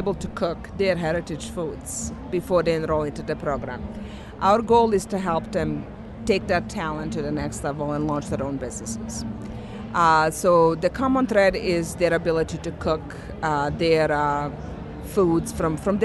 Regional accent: Bosnia & Herzegovina; now in United States; I came here as a refugee from Bosnia. So I, just this past March, I realized that I have lived longer in USA than in my home country.

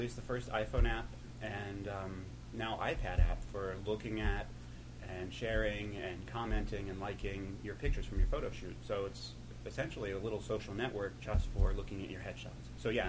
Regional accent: Cincinnati, Ohio, United States; moved away as an adult; also born or lived in New York; I'm from Ohio.

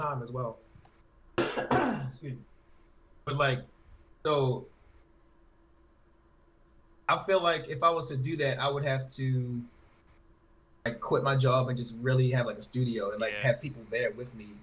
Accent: Baltimore, Maryland, United States; I'm just from Baltimore

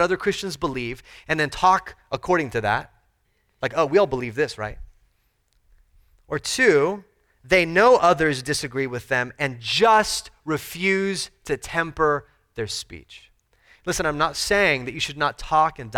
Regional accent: United States; We have a unique kind of push and pull as American citizens

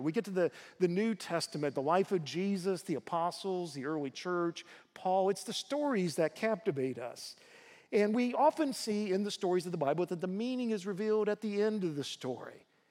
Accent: United States; As American Christians

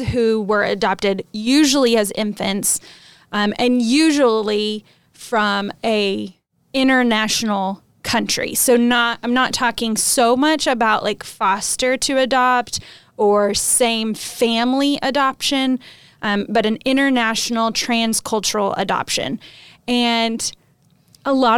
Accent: United States; moved away; a missionary living in a country that isn't my home country, but loving it. And when we go back to the States on our home assignment

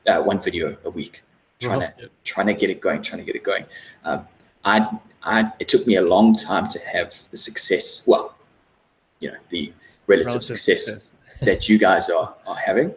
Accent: South Africa; moved away as an adult; also born or lived in London; now in Australia; I'm originally from South Africa. I lived in South Africa until I was about 24.

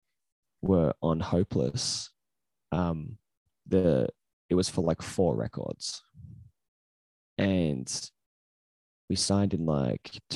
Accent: Australia; because we're Australian

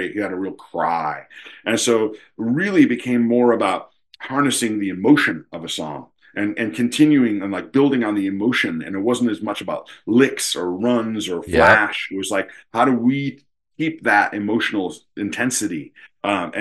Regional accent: Potsdam, New York, United States; moved away; also born or lived in Boston; growing up on the Canadian border, when I was 10 years old

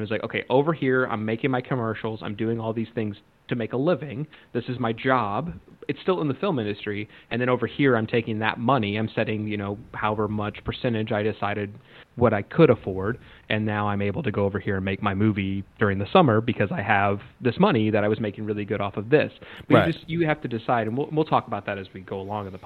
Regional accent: Ottawa, Kansas, United States; moved away as an adult; now in Los Angeles, United States; I'm from a small town. Like I graduated from Ottawa, Kansas

